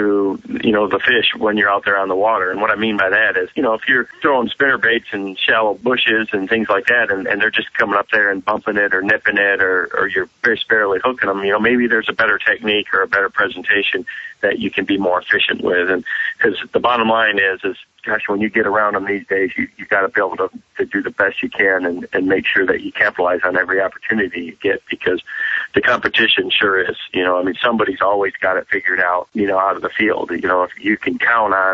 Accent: Michigan, United States; growing up in Michigan and fishing, you know, all over the state where we have a big diversity in water

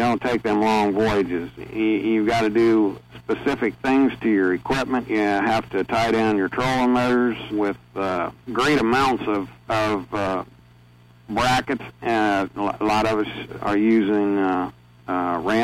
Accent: Lima, Ohio, United States; I grew up here in Ohio. I've lived in the Lima area all my life.

